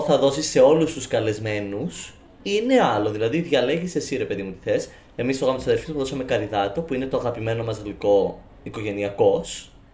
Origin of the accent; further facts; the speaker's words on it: Cyprus; Στην, Κύπρο, στην στο χωριό μου